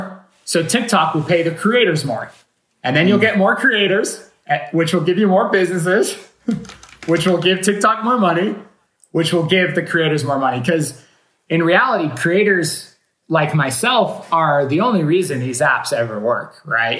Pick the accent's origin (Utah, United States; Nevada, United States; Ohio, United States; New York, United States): Utah, United States; I'm actually from Utah